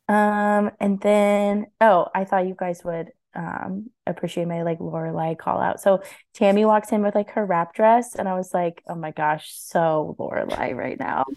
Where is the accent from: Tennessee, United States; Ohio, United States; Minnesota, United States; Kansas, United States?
Kansas, United States; now in Kansas City, United States; we grew up in, um, you know, relatively small town in Kansas